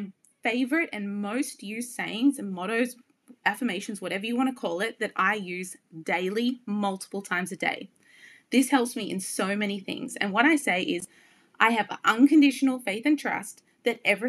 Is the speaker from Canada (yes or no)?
no; Byron Bay, New South Wales, Australia; moved away as an adult; also born or lived in New York City; I am born and bred in Byron Bay, the most easterly point of Australia, a beautiful coastal town where my true heart and soul lives. And I lived there until I was 29 when I moved to New York City.